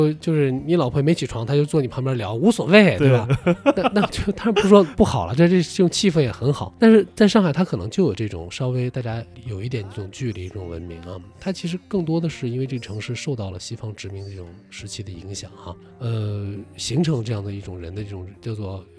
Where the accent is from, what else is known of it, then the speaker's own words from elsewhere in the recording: northern China, China; now in Shanghai, China; 就是我来上海的时候，其实我不知道你有没有啊，就是作为北方人，其实有点儿格格不入。